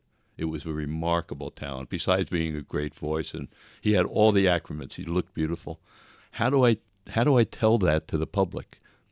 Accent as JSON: {"language": "English", "town": "Long Island", "region": "New York", "country": "United States", "tie": "born or raised there", "said": "I was raised in Long Island, got a Regent scholarship, and wanted to get as far away from my family as I possibly could, which was Buffalo, New York"}